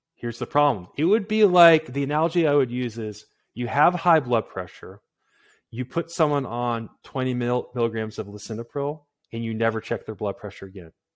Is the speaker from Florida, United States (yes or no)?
no; Massachusetts, United States; I'm from Massachusetts